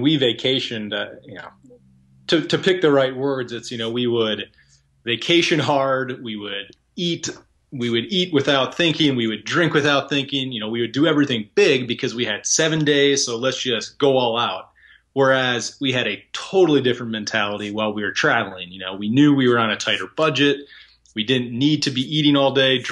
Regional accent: United States; as an American

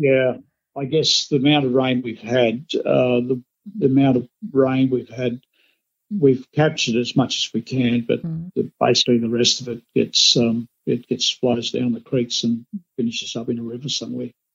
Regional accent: Australia; as Australian rice growers

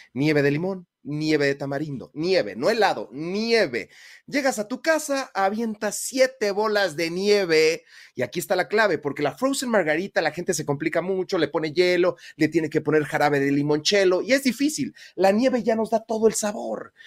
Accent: Mexico; uno como mexicano

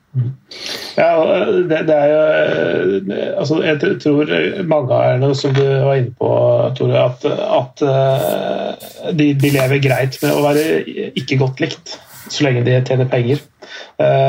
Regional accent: Strømmen, Akershus, Norway; mitt eget lag, da, er, der jeg er fra, Strømmen IF

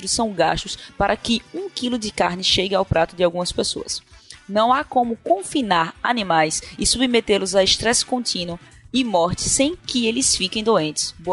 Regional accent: Recife, Pernambuco, Brazil; sou de Recife

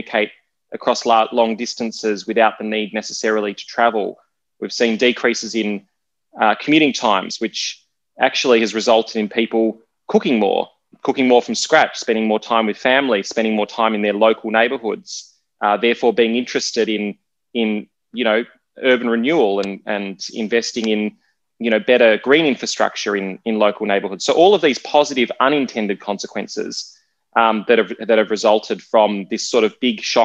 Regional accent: Australia; growing up in Australia

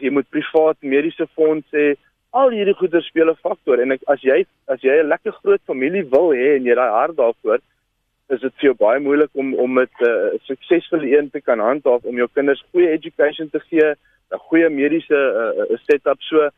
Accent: Alberton, Gauteng, South Africa; moved away; ek kom van Gauteng af. Ek was ek in Alberton gebly. Heel onder ons straat was daar 'n groot brug

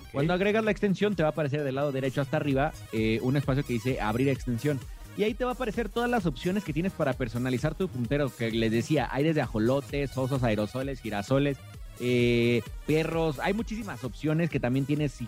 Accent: Mexico; Como buen mexicano

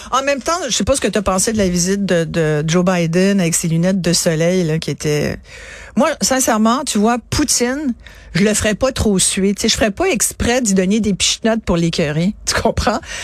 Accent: France; je suis née en France

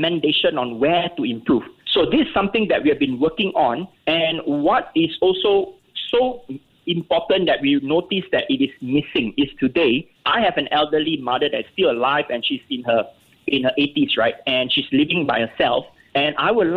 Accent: Singapore; as a Singaporean

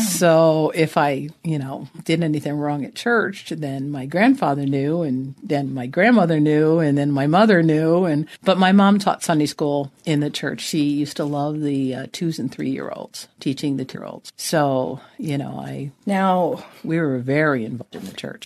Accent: New Jersey, United States; also born or lived in Vermont; now in Arizona, United States; I was born in New Jersey, so I'm a Jersey girl.

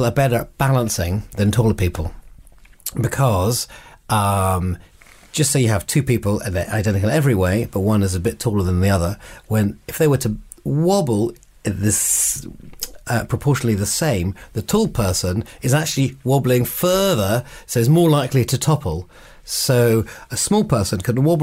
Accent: Scotland, United Kingdom; moved away; I grew up in Scotland, so my local team near where I used to live is Heart of Midlothian

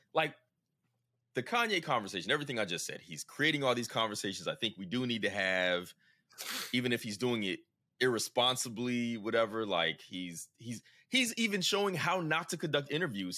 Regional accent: the South, United States; as a Southerner

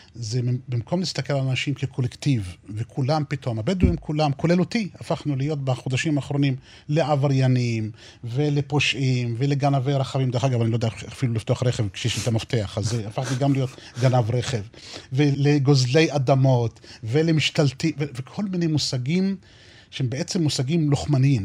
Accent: southeast of Beersheba, near present-day Nevatim, Negev, Southern District, Israel; אז גרנו באזור שהיה דרומית, אה, מזרחית לעיר- לעיר באר שבע. איפה שנמצא היום יישוב נבטים, בדרום. שם נולדתי וגדלתי

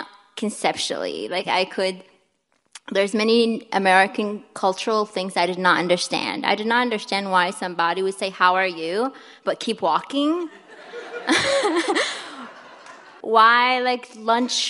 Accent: Kuwait; moved away as an adult; also born or lived in Milwaukee, Wisconsin; now in United States; So I'm from Kuwait. It's a small Middle Eastern country where there are only two seasons, summer and winter. I grew up in an intergenerational house

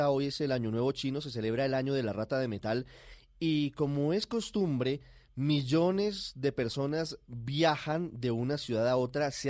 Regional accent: Colombia; moved away as an adult; also born or lived in São Paulo, Brazil / France; now in London, United Kingdom; Sí, yo soy colombiano

